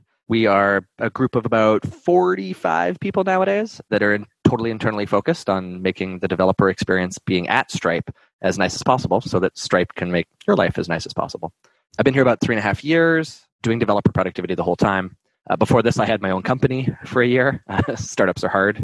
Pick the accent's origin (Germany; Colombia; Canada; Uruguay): Canada; moved away; I'm Canadian originally, so my French accent can drive a little bit more in there.